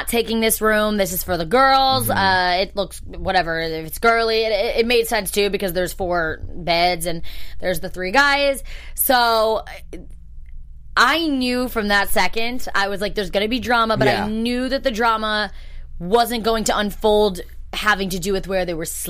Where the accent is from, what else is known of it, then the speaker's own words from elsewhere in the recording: New Jersey, United States; the house that I grew up in, mm-hmm. in Jersey.